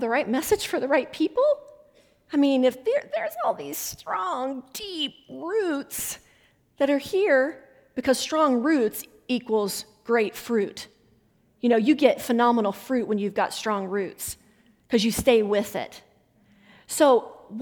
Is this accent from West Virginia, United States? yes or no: yes; West Virginia, United States; accent: Southern; moved away; I'm originally from West Virginia